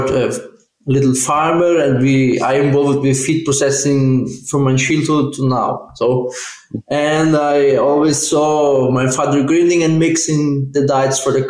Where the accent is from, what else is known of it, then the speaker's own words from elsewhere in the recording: South Brazil, Brazil; moved away as an adult; now in Auburn, United States; I'm Brazilian and from South Brazil